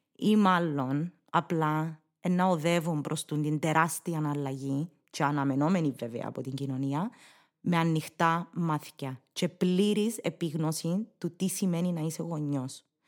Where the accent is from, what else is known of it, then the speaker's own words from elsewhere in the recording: Cyprus; accent: Cypriot Greek; first language English; Greek is a second language; να γράψεις κυπριακά όπως τα μιλάς